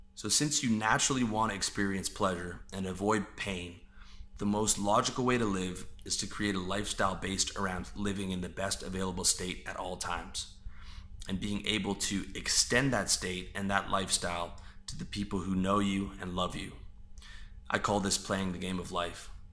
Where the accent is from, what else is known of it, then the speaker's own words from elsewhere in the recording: Canada; I was born on a part of God's green earth where people identify as Canadian